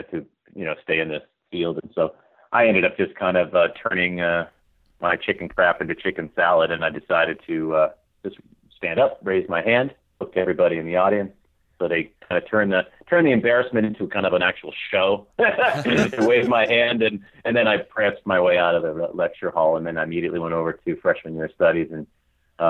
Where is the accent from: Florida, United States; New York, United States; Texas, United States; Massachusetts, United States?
Massachusetts, United States; Longmeadow; I'm from Massachusetts